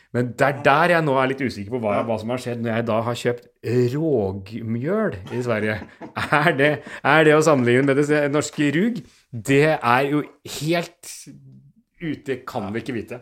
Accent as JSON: {"language": "Norwegian", "region": "Oslo", "country": "Norway", "tie": "born or raised there", "said": "Jeg vokste opp på Bøler, men ikke her eh, hvor jeg bor nå"}